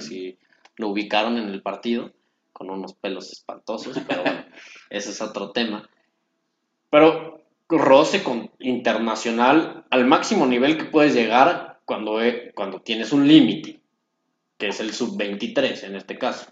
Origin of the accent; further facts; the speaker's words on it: Mexico; nosotros como mexicanos